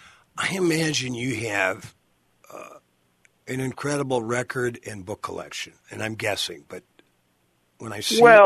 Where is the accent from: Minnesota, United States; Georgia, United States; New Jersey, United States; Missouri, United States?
Minnesota, United States; I'm from Minnesota.